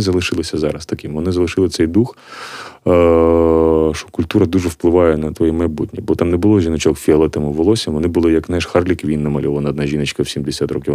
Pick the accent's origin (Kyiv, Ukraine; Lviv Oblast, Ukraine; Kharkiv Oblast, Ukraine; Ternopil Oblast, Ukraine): Kharkiv Oblast, Ukraine; Kharkiv; moved away as an adult; now in Drohobych, Ukraine; я сам з Харкова, але зараз під час війни я приїхав в Дрогобич